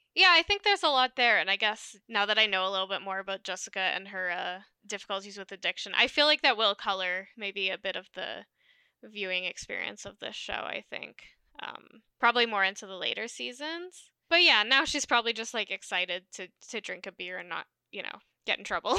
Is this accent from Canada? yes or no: yes; Alberta, Canada; we're from Alberta